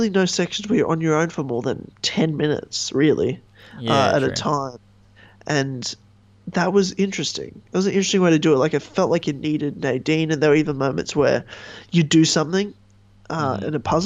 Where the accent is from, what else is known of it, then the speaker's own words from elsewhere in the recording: Australia; as an Australian